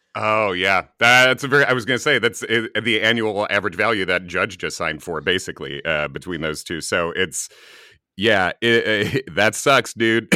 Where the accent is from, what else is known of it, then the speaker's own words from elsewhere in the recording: Chicago, Illinois, United States; moved away as an adult; now in New York, United States; as a New Yorker now, from Chicago, originally, I've lived in New York for almost two decades now